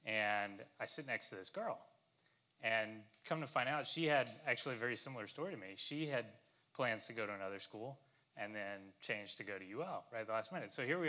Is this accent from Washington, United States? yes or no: no; Lafayette, Louisiana, United States; the University of Louisiana, which was the school that was in my hometown.